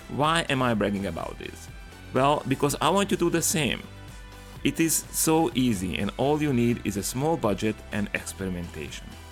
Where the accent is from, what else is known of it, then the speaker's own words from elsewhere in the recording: Slovakia; Slovakia, my home country